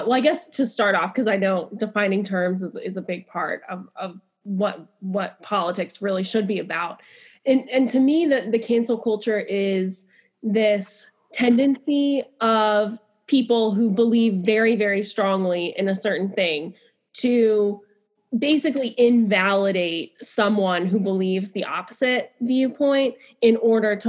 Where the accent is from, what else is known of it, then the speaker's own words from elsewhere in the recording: Virginia, United States; moved away as an adult; also born or lived in Baltimore; I grew up in Virginia